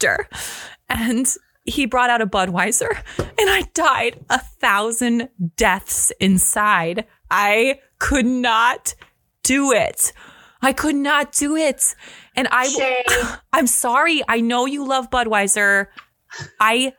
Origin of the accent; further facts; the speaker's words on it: Pacific Northwest, United States; moved away; also born or lived in Alabama; I'm from the Pacific Northwest